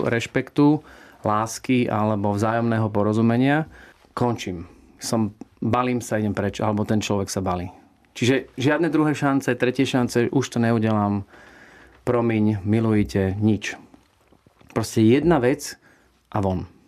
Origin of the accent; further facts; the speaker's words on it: Slovakia; moved away; also born or lived in United States; ja som prišiel domov na Slovensko